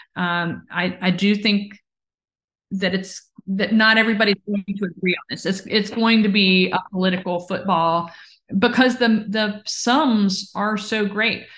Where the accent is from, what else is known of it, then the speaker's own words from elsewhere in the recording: Virginia, United States; my home state of Virginia